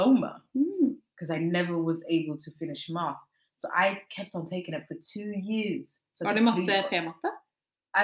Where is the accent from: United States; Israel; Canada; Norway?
Norway; Oslo; I'm also from Stovner.